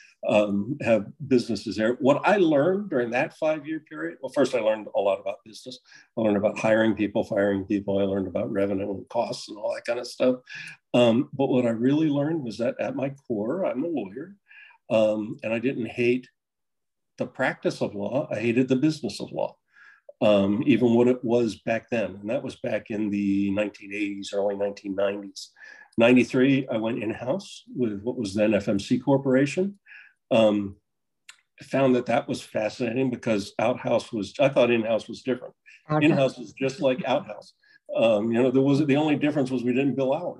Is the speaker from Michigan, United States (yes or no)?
no; Dover, Delaware, United States; moved away as an adult; also born or lived in Virginia; I grew up in Dover, Delaware, and a small business family